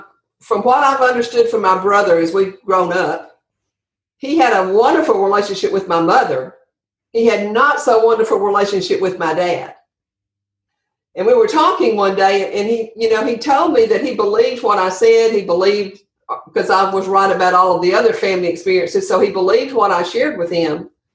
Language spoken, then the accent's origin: English; Andalusia, Alabama, United States; Yes. Andalusia, Alabama is my hometown.